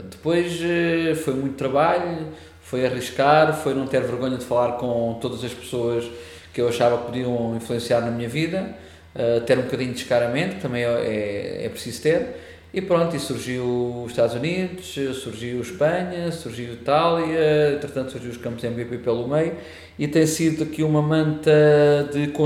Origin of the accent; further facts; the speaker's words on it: Portimão, Algarve, Portugal; moved away as an adult; also born or lived in Lisbon / North Carolina, United States; eu sou algarvio, de Portimão.